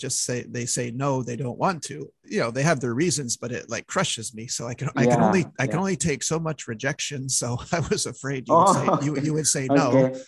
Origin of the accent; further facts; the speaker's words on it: Montreal, Quebec, Canada; I think you knew I was from Montreal, right?